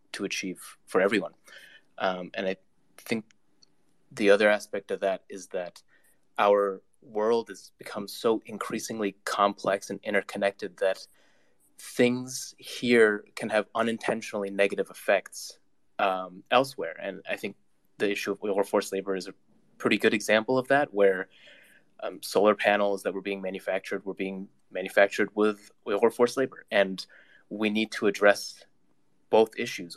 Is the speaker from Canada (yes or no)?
yes; Canada; I'm a Canadian, um, but I also am Uyghur